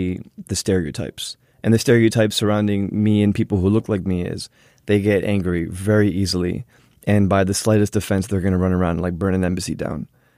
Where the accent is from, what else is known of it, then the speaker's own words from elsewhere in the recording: New Jersey, United States; I'm from Jersey.